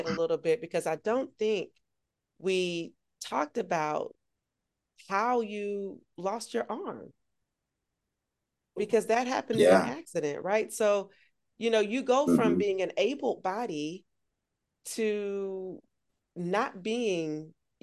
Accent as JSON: {"language": "English", "town": "Augusta", "region": "Georgia", "country": "United States", "tie": "born or raised there", "said": "my hometown. Shout out to Augusta, the AUG"}